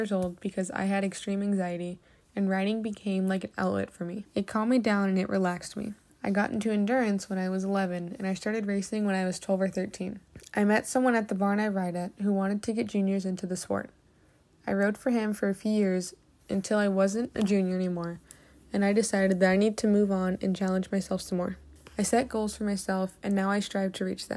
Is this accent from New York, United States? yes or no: no; Oakland, California, United States; I'm from Oakland, California